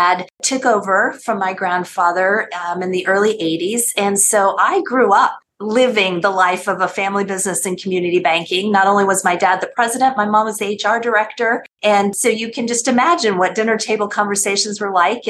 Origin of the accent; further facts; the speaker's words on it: Taos, New Mexico, United States; moved away as an adult; also born or lived in Boston, Massachusetts; now in Washington, D.C., United States; go back to my hometown